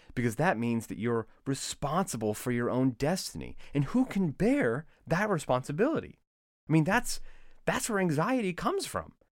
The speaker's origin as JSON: {"language": "English", "country": "United States", "said": "as an American"}